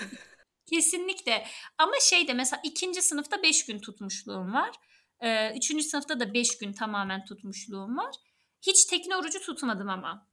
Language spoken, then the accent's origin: Turkish; Erzurum, Turkey; now in Istanbul, Turkey; ben Erzurumluyum. Oranın yerlisiyim.